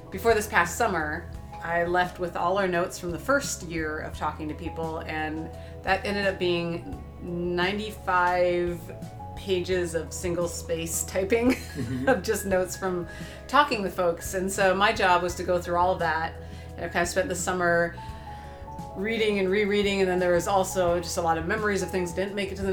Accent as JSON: {"language": "English", "country": "United States", "said": "I'm from the Sechangu Lakota Nation"}